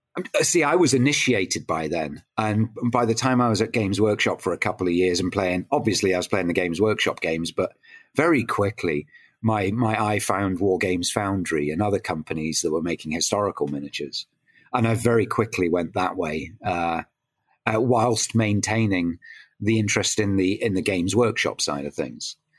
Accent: Ontario, Canada; now in United Kingdom; I grew up in Canada

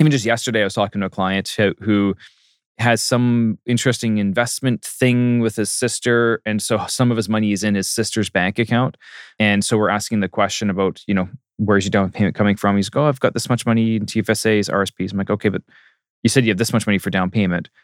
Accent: Port Coquitlam, British Columbia, Canada; born or raised there; also born or lived in Maple Ridge / Masset, Haida Gwaii / Ottawa / Baltimore, Maryland

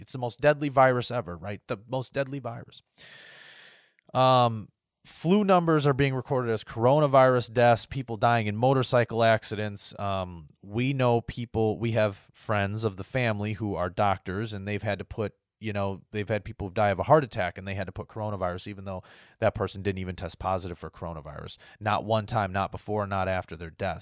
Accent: United States; my rights as an American.

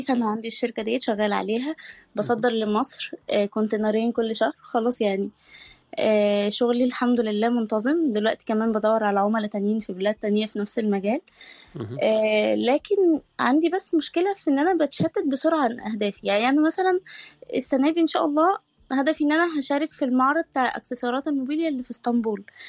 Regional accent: Egypt; now in Turkey; مصرية عايشة في تركيا

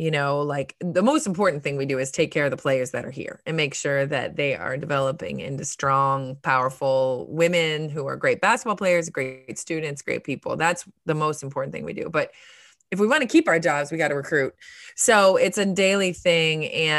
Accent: Ohio, United States; now in Tallahassee, United States; we're partial because I came down from Ohio all those years ago.

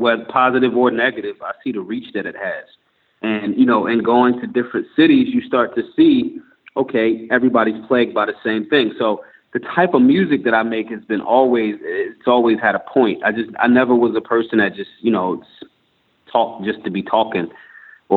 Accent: Philadelphia, Pennsylvania, United States; I'm from Philly. And being in a tough city like Philly growing up

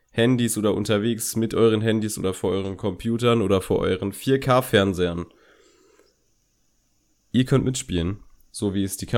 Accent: Berlin, Germany; wir kommen aus Berlin.

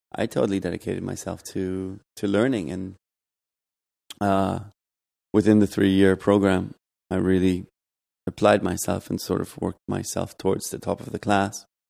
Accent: Germany; moved away as an adult; also born or lived in Los Angeles, United States / Providence, Rhode Island, United States; now in New York, United States; I grew up in Germany

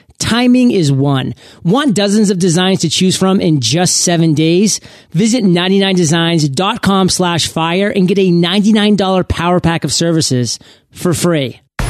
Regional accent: Canada; I'm a Canuck too.

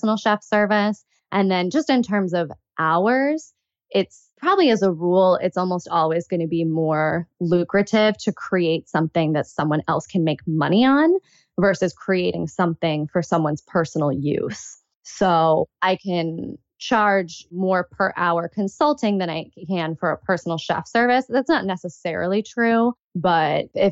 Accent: United States; also born or lived in Chicago / New York City; my personal background is Pakistani. I'm American, but because that's my heritage

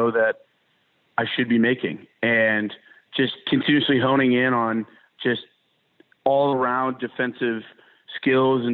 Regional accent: Ohio, United States; moved away as an adult; now in Mississippi, United States; being in Mississippi when I'm from Ohio

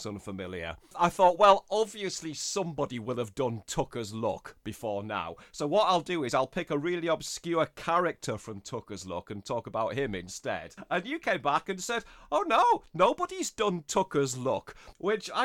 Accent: Middlesbrough, North East England, United Kingdom; I'm from the northeast of England. I'm from Teesside near Middlesbrough

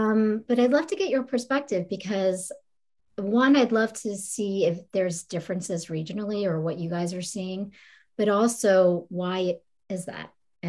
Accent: East Coast, United States; I'm from the East Coast.

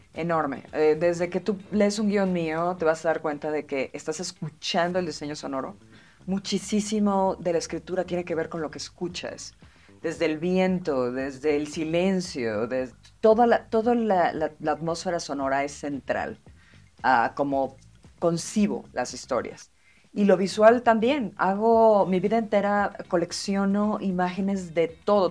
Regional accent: Mexico City, Mexico; yo crecí en Tlatelolco

